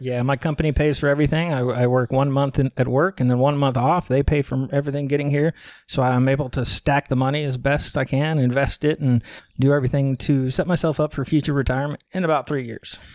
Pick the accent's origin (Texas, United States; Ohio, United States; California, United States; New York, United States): Texas, United States; Galveston County; moved away as an adult; now in Chiang Mai, Thailand; originally from Galveston County, Texas, you know, on Texas Gulf Coast. Um, born and raised there, grew up there